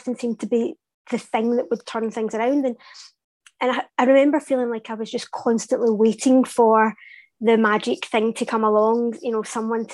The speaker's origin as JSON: {"language": "English", "town": "Glasgow", "region": "Scotland", "country": "United Kingdom", "said": "I'm Glaswegian."}